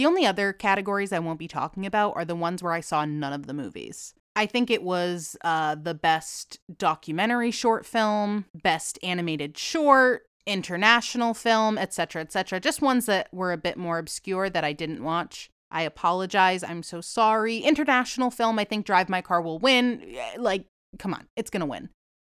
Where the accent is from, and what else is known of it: Boston / New England, United States; accent: Boston / New England; now in Florida, United States